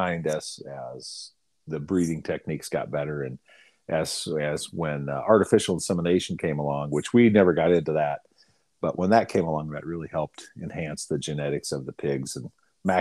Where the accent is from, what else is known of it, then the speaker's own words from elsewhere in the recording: Northwest Iowa, United States; now in Minnesota, United States; I grew up in Northwest Iowa